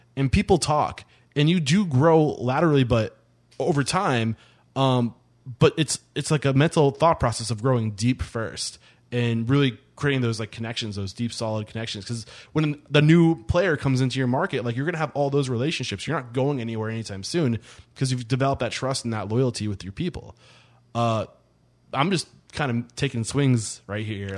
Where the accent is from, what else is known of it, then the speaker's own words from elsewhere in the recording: Northeast, United States; I'm from the Northeast